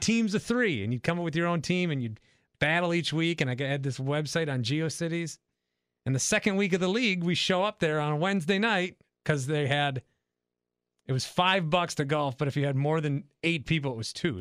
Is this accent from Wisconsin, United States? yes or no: yes; Fond du Lac, Wisconsin, United States; I grew up in Fond du Lac, about an hour north from Milwaukee